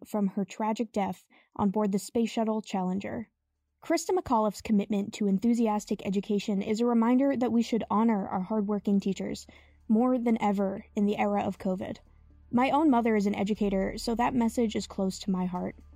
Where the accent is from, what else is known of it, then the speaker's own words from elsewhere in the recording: New Hampshire, United States; my home state of New Hampshire